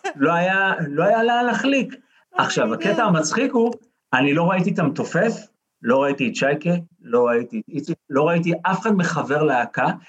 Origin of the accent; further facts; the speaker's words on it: Holon, Tel Aviv District, Israel; אני מח- מחולון